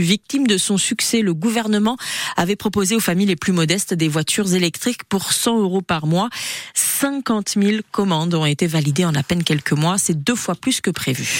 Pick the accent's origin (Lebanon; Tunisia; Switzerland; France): France; Basque Country, Nouvelle-Aquitaine; chez nous, au Pays Basque